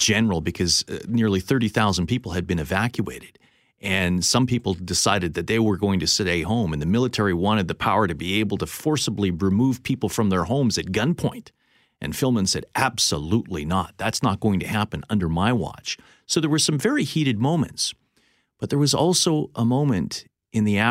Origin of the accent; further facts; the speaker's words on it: Winnipeg, Manitoba, Canada; growing up on the LaSalle River in St. Norbert